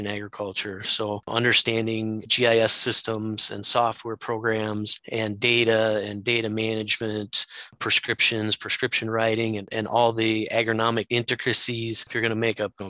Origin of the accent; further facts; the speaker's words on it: Southwest Wisconsin, United States; moved away as an adult; now in Minnesota, United States; I'm originally from Southwest Wisconsin